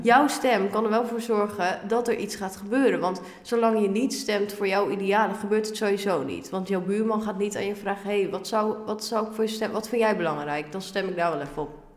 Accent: Ermelo, Gelderland, Netherlands; also born or lived in Harderwijk; Ik ben geboren in Harderwijk, maar ik kom uit Ermelo. Ja. En daar ben ik ook eigenlijk helemaal opgegroeid

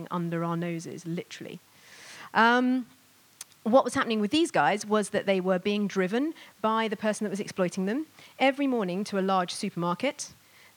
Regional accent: Bristol, South West England, United Kingdom; my hometown of Bristol

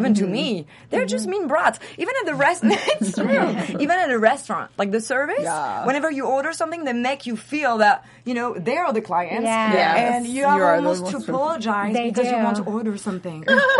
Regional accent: Seattle, Washington, United States; also born or lived in New York / Paris; now in Los Angeles, United States; I grew up in Seattle, studied in New York, you know, worked in New York for years. So I have the East Coast personality.

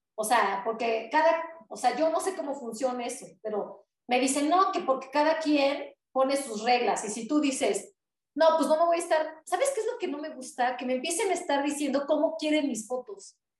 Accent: Puebla, Mexico; soy de México

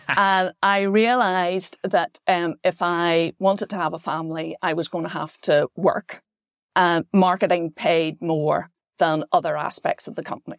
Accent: Belfast, Northern Ireland, United Kingdom; moved away as an adult; also born or lived in Wales; I grew up on the Cahill Road

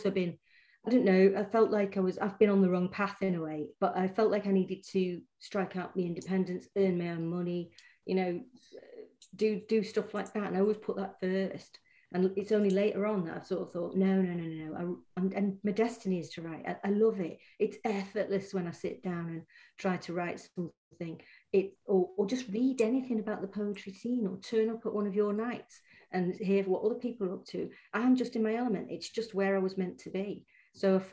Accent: Stretford, North West England, United Kingdom; I grew up in Stretford, in Manchester. Spent all my childhood there.

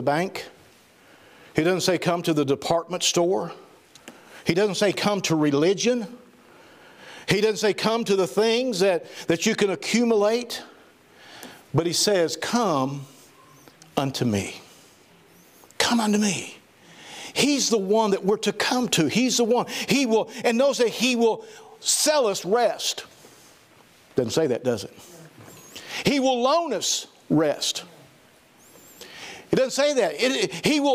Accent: Southern Missouri, United States; I'm from Southern Missouri

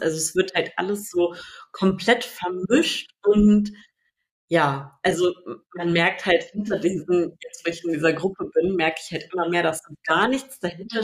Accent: Sarstedt, Lower Saxony, Germany; da, wo ich aufgewachsen bin, gab es so einen Feldweg, also von Saarstedt nach Abergen

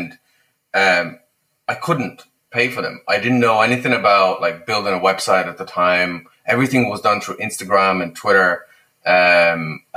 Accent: Lithuania; moved away; I'm from Lithuania, obviously.

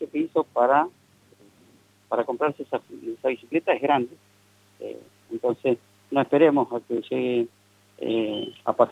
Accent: Buenos Aires, Argentina; now in General Pico, Argentina; yo hace tres años que vivo en Pico, vengo de Buenos Aires y allá sufrí un hecho de inseguridad grave

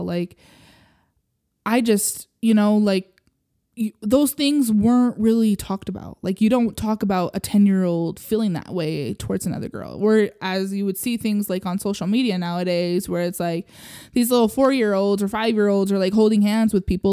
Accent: Utah, United States; I grew up here in Utah

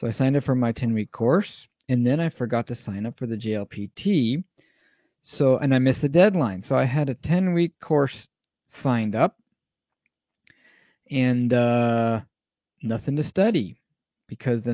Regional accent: California, United States; moved away as an adult; now in Japan; I'm from California

